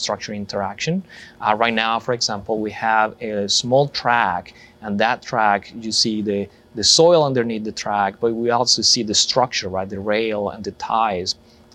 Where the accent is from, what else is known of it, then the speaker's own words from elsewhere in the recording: Colombia; moved away as an adult; now in United States; I'm originally from Colombia